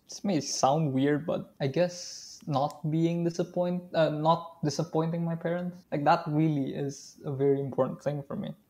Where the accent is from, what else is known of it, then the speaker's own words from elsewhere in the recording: Indonesia; I am from Indonesia